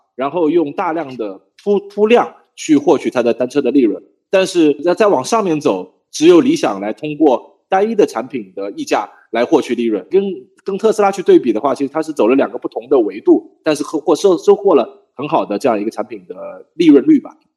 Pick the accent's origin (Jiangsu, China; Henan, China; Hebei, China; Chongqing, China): Jiangsu, China; Changzhou; 我老家在江苏常州